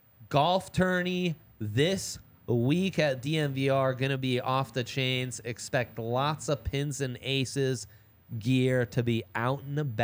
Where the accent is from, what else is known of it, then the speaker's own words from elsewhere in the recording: Italy; I grew up in Italy, so that's why.